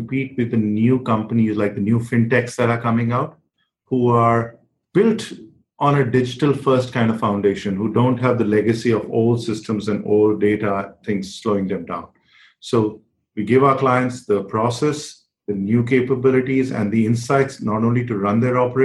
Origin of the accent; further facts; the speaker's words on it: New Delhi, Delhi, India; I was growing up in New Delhi in India